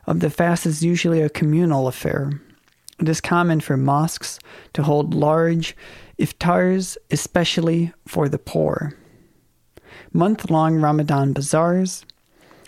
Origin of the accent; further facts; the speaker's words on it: Minnesota, United States; I'm from Minnesota